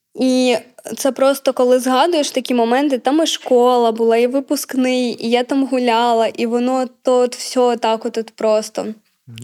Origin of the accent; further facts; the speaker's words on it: Bakhmut, Donetsk Oblast, Ukraine; moved away as an adult; now in Lviv, Ukraine; я з Бахмута